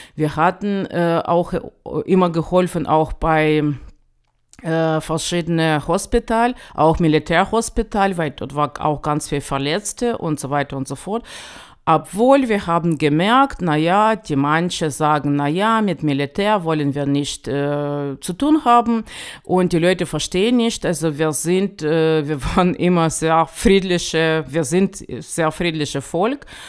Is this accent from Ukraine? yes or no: yes; Ukraine; German is a second language; now in Chemnitz, Germany; als Ukrainer